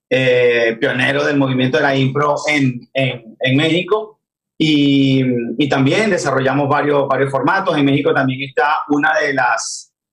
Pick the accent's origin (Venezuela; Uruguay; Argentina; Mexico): Venezuela; moved away as an adult; now in Miami, United States; salí de Venezuela junto a mi esposa en el año 2018